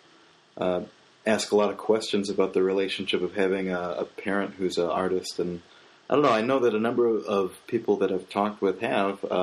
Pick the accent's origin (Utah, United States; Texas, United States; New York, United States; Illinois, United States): Illinois, United States; Roselle; I grew up in Roselle, and you know, it's next to another town